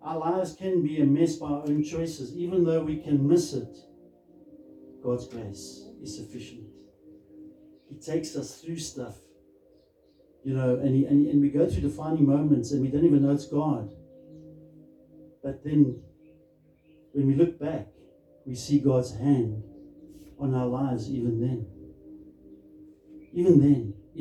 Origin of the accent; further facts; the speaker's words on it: Krugersdorp, Gauteng, South Africa; I grew up in Krugersdorp, and it's a lovely place.